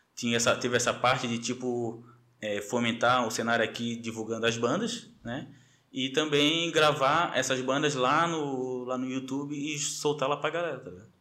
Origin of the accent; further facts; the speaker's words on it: Florianópolis, Santa Catarina, Brazil; manezinho da ilha, é, nascido e criado ali no Caíra de Saco de Mães que é passando ali o centro